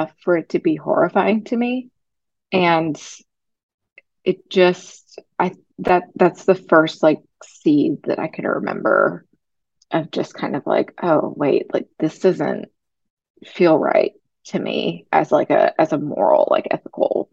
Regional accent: rural West Tennessee, United States; I grew up in a small town in rural West Tennessee here in the Bible Belt

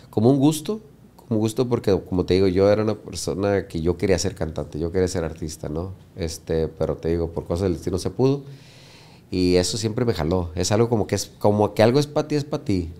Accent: United States; nosotros somos de Estados Unidos

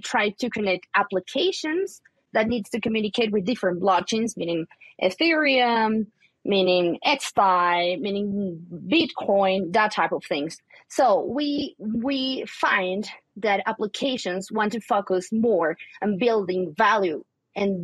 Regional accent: Colombia; I'm from Colombia. I'm currently based in Colombia

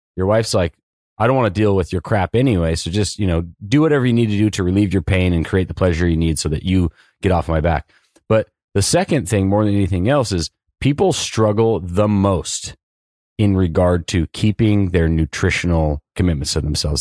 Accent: Southern California, United States; born and raised in Southern California

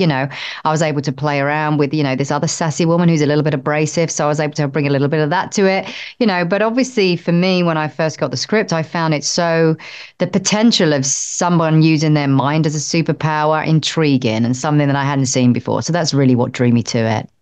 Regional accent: United Kingdom; I'm British

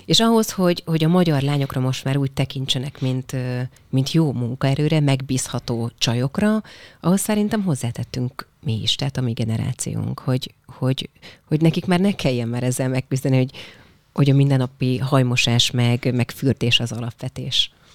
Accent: Nógrád, Hungary; also born or lived in Paris, France / United States; én bányás családból származom, és a bányát bezárták 94-95-ben, tehát amikor én pont amikor a gimit kezdtem 14 évesen

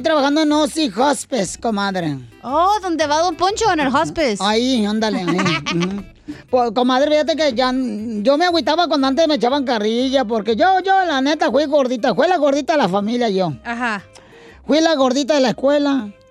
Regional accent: Ocotlán, Jalisco, Mexico; moved away; nos subíamos nosotros al tren en Ocotlán, Jalisco

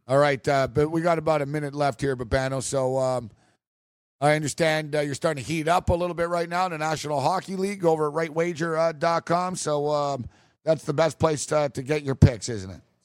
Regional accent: Canada; I'm from Canada.

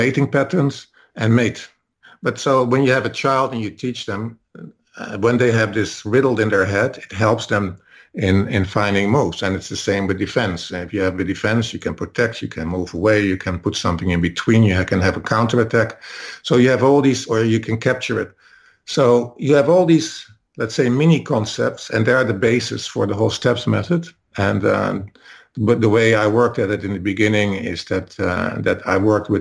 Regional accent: Netherlands; I'm Dutch, so I'm from the Netherlands

